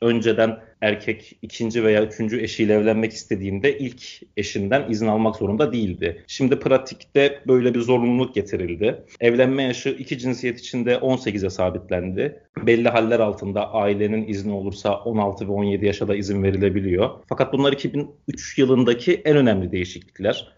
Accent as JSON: {"language": "Turkish", "region": "Trabzon", "country": "Turkey", "also_born_or_lived": "Paris, France", "moved": "as an adult", "lives_now": "Rabat, Morocco"}